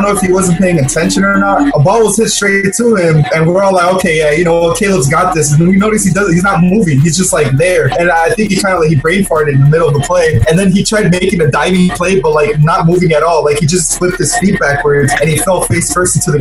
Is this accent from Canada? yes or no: no; Waukegan, Illinois, United States; now in Chicago, United States; my hometown school where I was born, in Waukegan